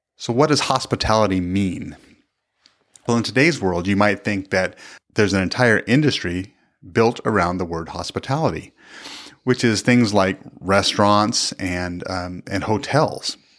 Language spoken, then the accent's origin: English; the Northwest, Pacific Northwest, United States; moved away as an adult; now in Kansas, United States; we grew up in the Northwest